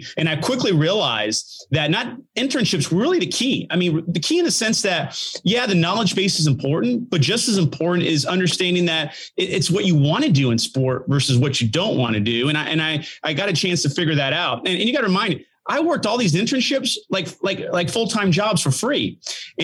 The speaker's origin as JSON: {"language": "English", "town": "Titusville", "region": "Florida", "country": "United States", "tie": "born or raised there", "said": "growing up in Titusville where the weather was great in Florida"}